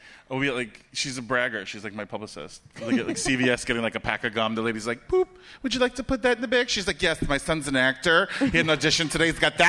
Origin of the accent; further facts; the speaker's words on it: Fort Lauderdale, Florida, United States; also born or lived in Brooklyn, New York; I'm from Brooklyn, but I grew up in Fort Lauderdale